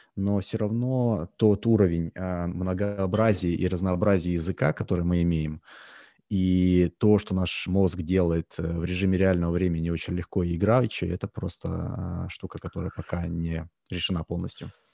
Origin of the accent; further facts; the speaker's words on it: Russia; moved away as an adult; now in United States; хотя я родился в России, я жил, а, практически, а, ну, скажем так, до две тысячи десятого примерно года я жил практически постоянно в России